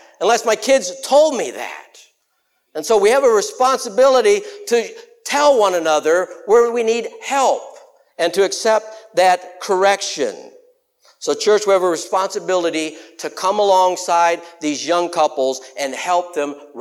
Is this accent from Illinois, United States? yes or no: yes; West Chicago, Illinois, United States; I'm from West Chicago